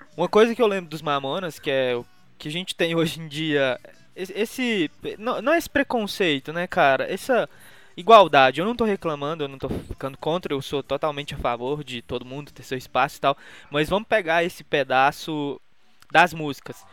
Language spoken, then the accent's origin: Portuguese; Minas Gerais, Brazil; eu sou mineiro